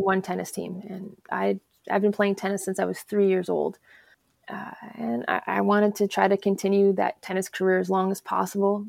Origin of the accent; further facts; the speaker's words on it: Alberta, Canada; also born or lived in Chicago area, Illinois, United States; now in Missoula, United States; originally, I'm actually a Canadian. I'm from Alberta, okay. so um, I went to high school in the Chicago area